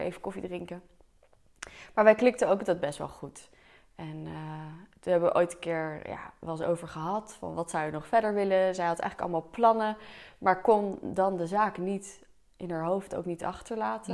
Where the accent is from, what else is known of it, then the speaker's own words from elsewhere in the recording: Delft, South Holland, Netherlands; ik kom dus uit Delft, dus ik heb hier ook op de middelbare school gezeten